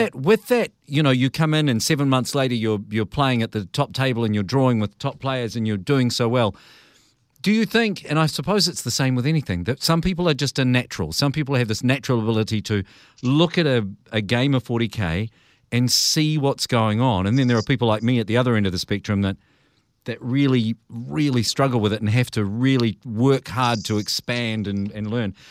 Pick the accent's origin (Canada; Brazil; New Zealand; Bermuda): New Zealand; as a Kiwi